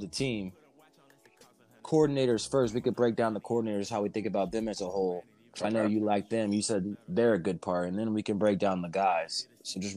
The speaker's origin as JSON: {"language": "English", "area": "Olentangy", "region": "Ohio", "country": "United States", "tie": "born or raised there", "said": "my hometown, Olentangy"}